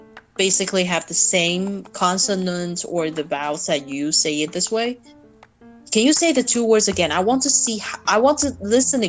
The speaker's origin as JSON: {"language": "English", "region": "Taipei", "country": "Taiwan", "said": "I'm from Taipei"}